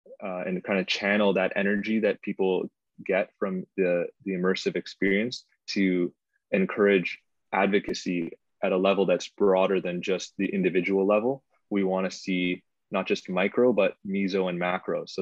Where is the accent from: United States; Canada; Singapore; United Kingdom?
Canada; Toronto, Ontario; I grew up in Scarborough